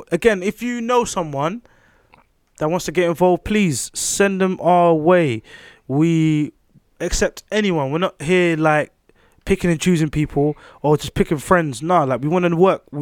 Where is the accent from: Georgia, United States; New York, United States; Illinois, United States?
New York, United States; Queens; Queens. I'm from Queens for a reason.